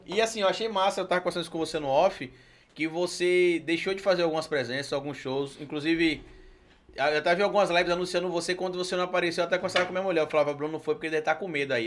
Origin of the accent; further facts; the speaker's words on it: Itabuna, Bahia, Brazil; moved away; also born or lived in Sergipe; Eu sou natural de Itabuna, lá no sul da Bahia